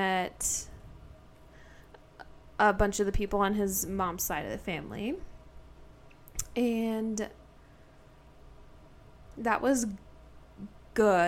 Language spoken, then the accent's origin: English; South Dakota, United States; moved away; Back in my home state, South Dakota.